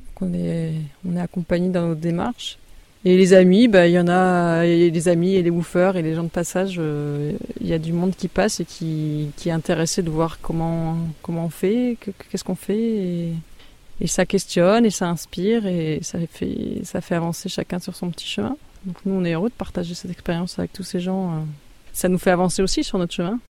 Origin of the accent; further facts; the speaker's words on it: Alsace, Grand Est, France; also born or lived in Marne; now in Ardèche, France; je suis d'origine alsacienne